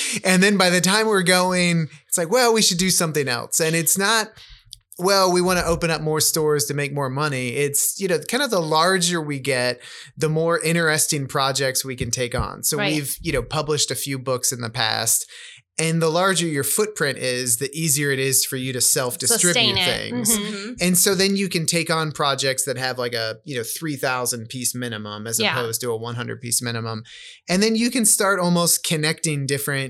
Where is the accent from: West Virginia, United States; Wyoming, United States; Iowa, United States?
Iowa, United States; Van Meter; growing up in Van Meter, I graduated with 30 kids